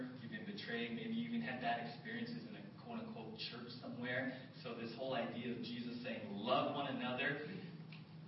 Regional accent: San Diego, California, United States; I grew up in South San Diego

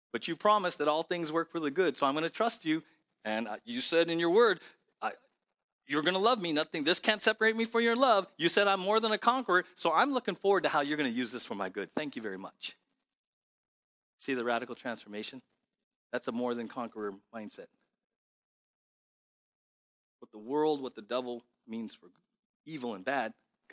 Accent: San Diego, California, United States; I grew up in South San Diego

